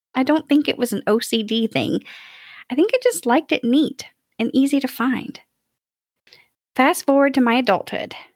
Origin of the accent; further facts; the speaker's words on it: Kentucky, United States; now in Nashville, United States; I was born and raised in Kentucky